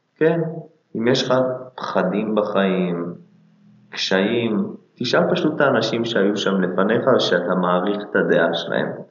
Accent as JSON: {"language": "Hebrew", "country": "Israel", "said": "אנחנו גם ישראלים בסוף"}